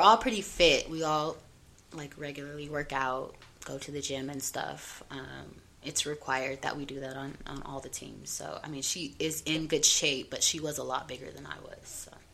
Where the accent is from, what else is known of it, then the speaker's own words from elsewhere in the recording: Denver, Colorado, United States; I'm from Montbello